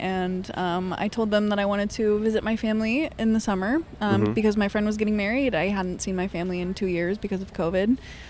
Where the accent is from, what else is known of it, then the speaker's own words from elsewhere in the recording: Nebraska, United States; moved away as an adult; now in France; I'm from Nebraska originally, I'm just visiting